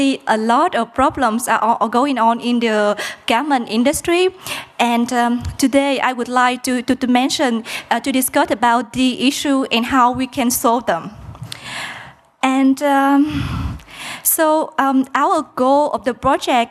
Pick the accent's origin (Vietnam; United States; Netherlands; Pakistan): Vietnam; Mekong Delta; English is a second language; moved away; I'm from Vietnam. And I come from the Mekong Delta, which is quite a poor region in south of Vietnam